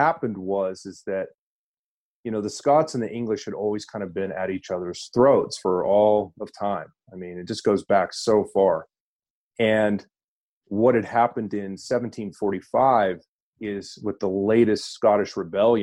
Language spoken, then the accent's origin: English; United States; I am an American